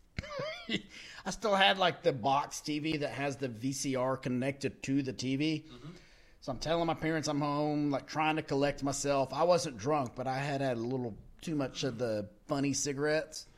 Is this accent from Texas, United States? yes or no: yes; Texas, United States; we're from Texas or we're in the South